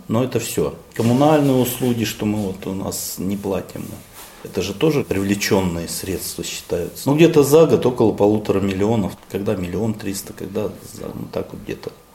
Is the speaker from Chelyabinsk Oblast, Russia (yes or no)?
yes; Zlatoust, Chelyabinsk Oblast, Russia; Родился я в Златоусте в 1967 году